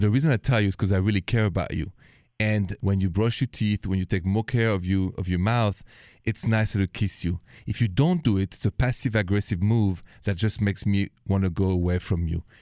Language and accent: English; Paris, Île-de-France, France; accent: French; English is a second language; moved away; the accent is French. I'm from Paris, France